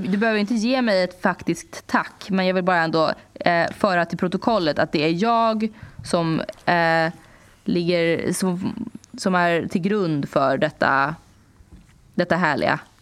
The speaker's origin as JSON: {"language": "Swedish", "country": "Sweden", "also_born_or_lived": "New York", "moved": "as an adult", "said": "jag hade varit hemma i Sverige ett tag"}